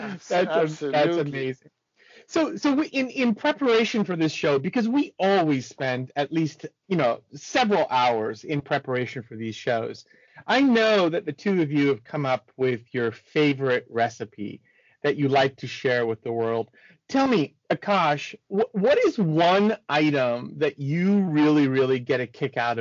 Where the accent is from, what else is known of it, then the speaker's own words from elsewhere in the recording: United States; I'm an American